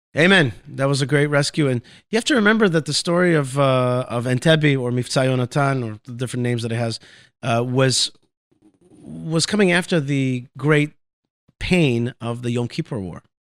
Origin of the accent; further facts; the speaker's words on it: Haifa, Haifa District, Israel; I was born actually in Haifa, Israel.